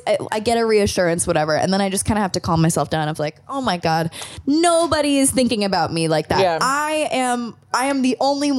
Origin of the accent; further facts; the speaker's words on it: Malibu, California, United States; when I was a child, like 9, 10 years old, we grew up in Malibu